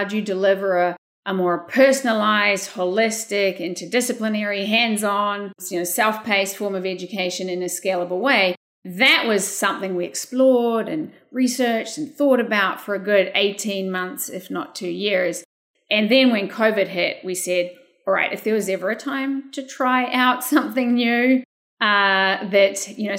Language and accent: English; New Zealand; moved away as an adult; now in California, United States; I grew up in a small rural community in New Zealand